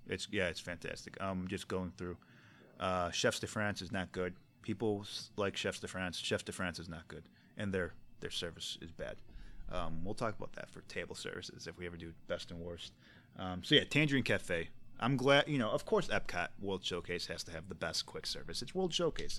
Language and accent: English; United States; as an American